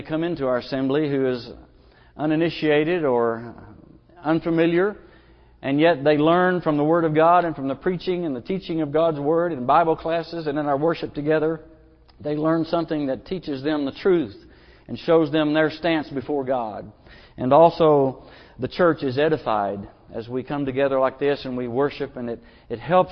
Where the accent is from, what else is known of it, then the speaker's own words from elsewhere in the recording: Booneville, Arkansas, United States; I'm from Logan County, Boonville, Arkansas, and Mount Magazine is just right there, a stone's throw away.